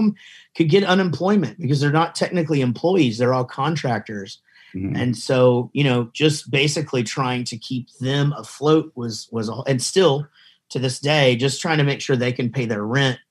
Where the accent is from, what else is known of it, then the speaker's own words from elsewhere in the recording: Wichita Falls, Texas, United States; I'm from Wichita Falls, Texas